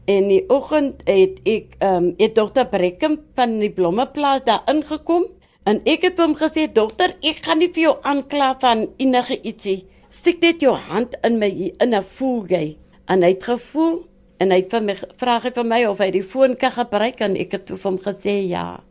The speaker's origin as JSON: {"language": "Afrikaans", "town": "Wellington", "region": "Western Cape", "country": "South Africa", "tie": "born or raised there", "said": "En ek het groot geword in Verlate Kloof, die bekende Verlate Kloof van Wellington"}